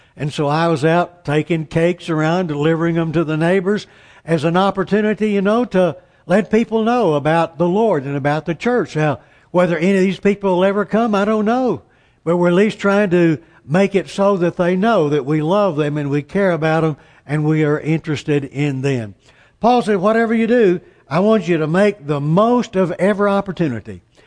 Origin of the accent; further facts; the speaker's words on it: Amarillo, Texas, United States; I'm from Amarillo, Texas